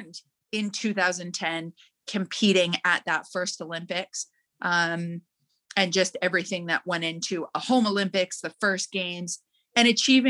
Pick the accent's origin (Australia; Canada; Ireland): Canada; Calgary, Alberta; Growing up in Calgary